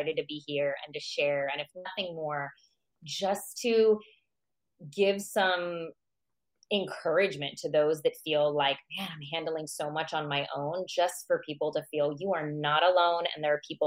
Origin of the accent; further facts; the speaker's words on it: United States; also born or lived in Iran; I moved to the U.S. at the age of 4. And so I grew up in America